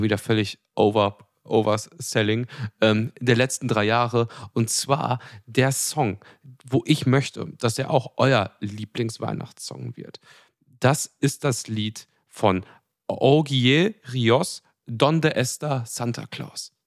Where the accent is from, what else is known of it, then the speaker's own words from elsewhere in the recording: Germany; als Deutsche